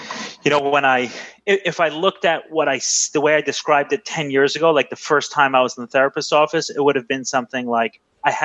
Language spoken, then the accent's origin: English; New York City, New York, United States; I grew up in Brooklyn in the 90s